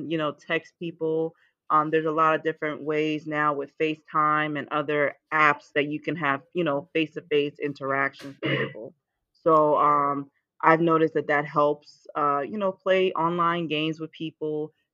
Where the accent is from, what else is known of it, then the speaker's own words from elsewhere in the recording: Willingboro, New Jersey, United States; also born or lived in Nigeria / Emmitsburg, Maryland; now in Florida, United States; I was born in Nigeria. We moved to the States when I was 7. Grew up in Willenboro, New Jersey. So I am a Jersey native.